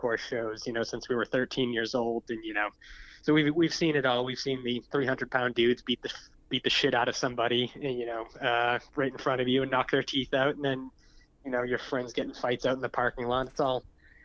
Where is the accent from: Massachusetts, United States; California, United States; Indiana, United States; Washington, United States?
Massachusetts, United States; I'm from Massachusetts